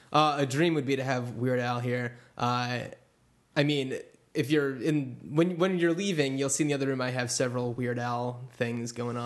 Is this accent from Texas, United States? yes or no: no; Union County, New Jersey, United States; Okay, I'm from Union County.